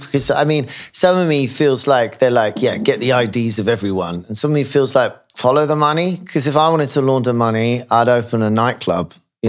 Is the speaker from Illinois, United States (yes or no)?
yes; Chicago, Illinois, United States; I'm from Chicago.